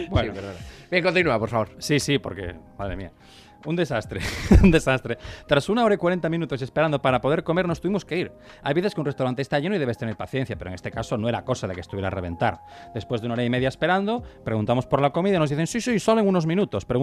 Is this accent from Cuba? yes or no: yes; Cuba; now in New York, United States; Y tío, bueno, sí, yo soy cubano, pero soy un cubano diferente y me mudé a Nueva York